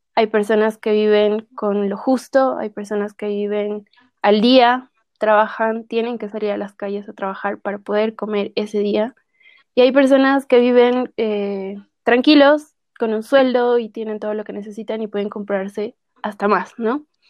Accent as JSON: {"language": "Spanish", "region": "La Paz", "country": "Bolivia", "tie": "born or raised there", "said": "Yo soy de La Paz, que es la sede de gobierno de, mi país"}